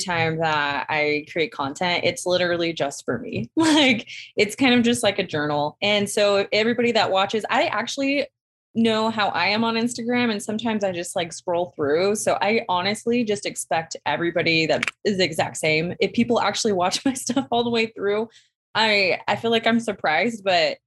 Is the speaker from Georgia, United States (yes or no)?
no; Arizona, United States; moved away as an adult; now in Utah, United States; I'm from Arizona.